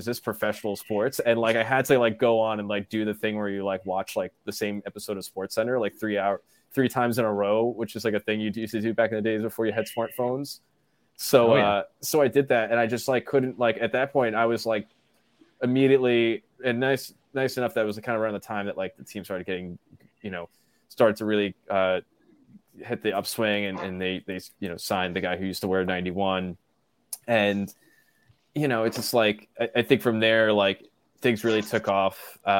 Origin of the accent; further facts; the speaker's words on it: Freeport, New York, United States; But you know, I grew up in Freeport, so it was like 15 minutes away from the Coliseum